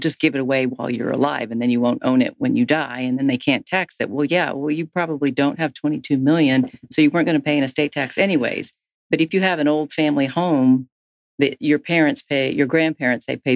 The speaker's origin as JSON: {"language": "English", "region": "Tennessee", "country": "United States", "said": "I was from Tennessee"}